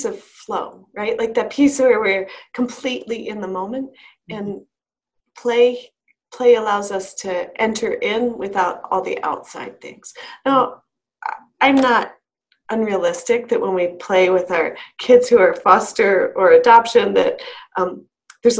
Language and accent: English; Maryland, United States; moved away as an adult; now in Colorado, United States; in the area I grew up outside of DC